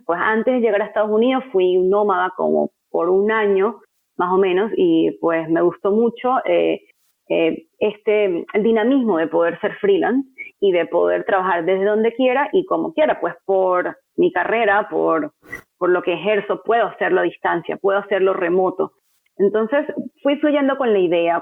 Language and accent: Spanish; Venezuela; moved away; por ser venezolana latina